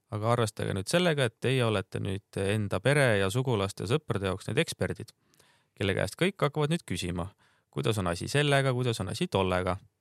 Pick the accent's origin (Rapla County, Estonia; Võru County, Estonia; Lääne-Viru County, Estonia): Rapla County, Estonia; Rapla; ma olen ise Raplast pärit